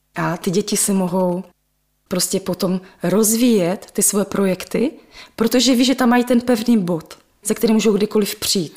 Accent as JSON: {"language": "Czech", "country": "Czechia", "tie": "born or raised there", "said": "Já jsem svoje dětství prožila na Dubině, ve velkém sídlišti"}